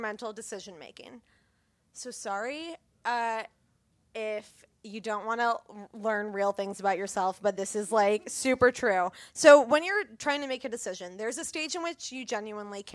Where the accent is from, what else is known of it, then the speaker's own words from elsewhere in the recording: Illinois, United States; I'm from Illinois